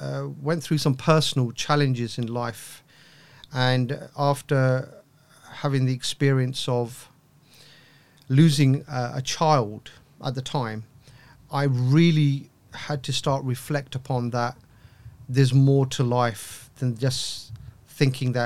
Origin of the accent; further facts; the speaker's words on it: London, United Kingdom; growing up in East London